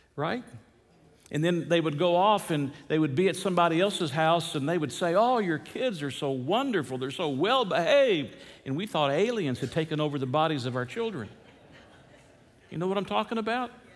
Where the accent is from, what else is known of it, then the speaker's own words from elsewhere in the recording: the South, United States; moved away; growing up in the South